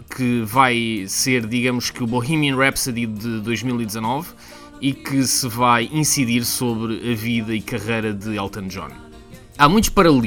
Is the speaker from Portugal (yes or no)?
yes; Portugal; now in United Kingdom; Como bom português